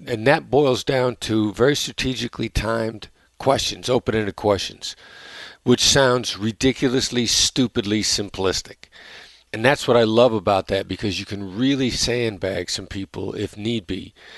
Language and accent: English; Iowa, United States; I mean, I come from this Midwestern blue-collar background, small town in Iowa, where, and I know my accent doesn't sound like a small town in Iowa